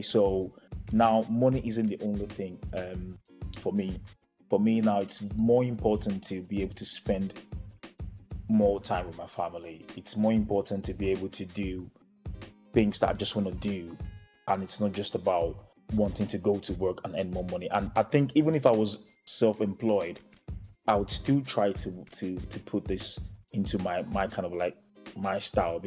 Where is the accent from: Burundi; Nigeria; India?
Nigeria; us being Nigerian